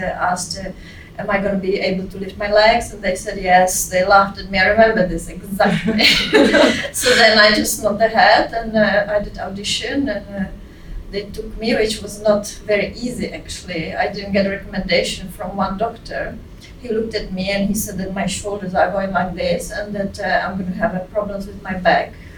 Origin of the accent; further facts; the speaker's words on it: Prague, Czechia; moved away as an adult; also born or lived in Scotland; now in London, United Kingdom; I grew up in Czechoslovakia still, yeah. But it's the Czech Republic now. I am from Prague.